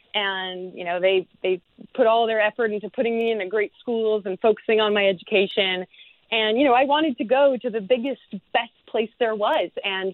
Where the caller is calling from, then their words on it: London, United Kingdom; also born or lived in United States; I'm calling in from London, England.